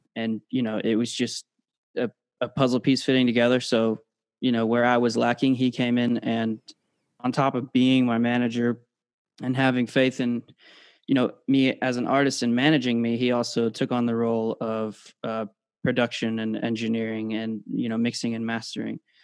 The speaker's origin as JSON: {"language": "English", "country": "United Kingdom", "tie": "born or raised there", "moved": "yes", "lives_now": "United States", "said": "originally born in the UK, and uh, living in the States now"}